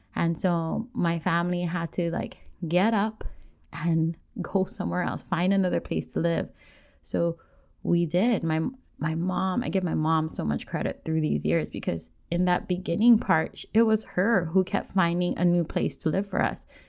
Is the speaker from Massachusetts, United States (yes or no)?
no; Oahu, North Shore, Hawaii, United States; I grew up on Oahu, on the North Shore